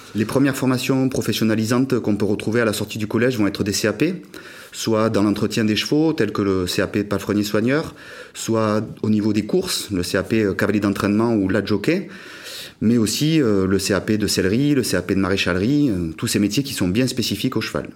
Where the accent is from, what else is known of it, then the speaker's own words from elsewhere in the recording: Pau, Nouvelle-Aquitaine, France; à Pau, de là d'où je viens